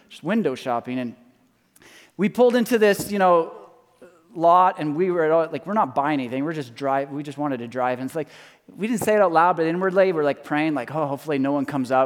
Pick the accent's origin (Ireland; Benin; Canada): Canada; I'm Canadian